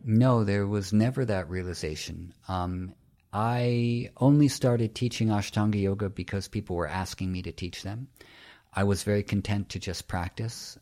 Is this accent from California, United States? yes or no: no; New York City, New York, United States; I'm from New York City